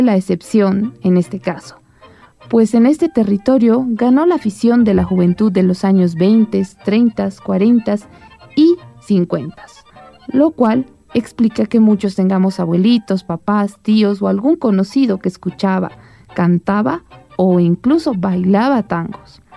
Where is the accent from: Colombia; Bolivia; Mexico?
Bolivia